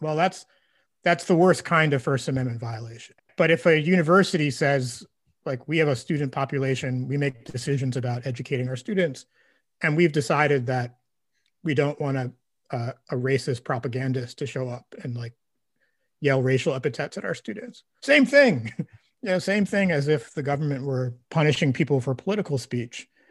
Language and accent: English; Brooklyn, New York, United States; growing up in Brooklyn